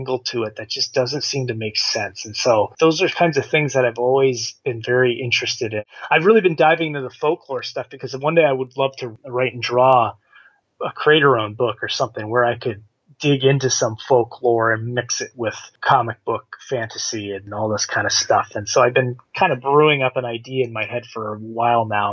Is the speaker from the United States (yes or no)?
no; Canada; Being a Canadian kid growing up